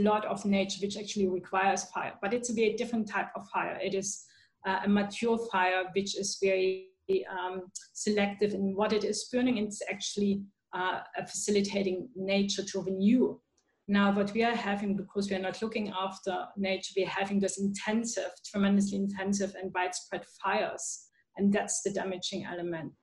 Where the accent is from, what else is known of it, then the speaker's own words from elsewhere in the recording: Germany; now in Australia; I'm originally from Germany, so we we have the school garden movement.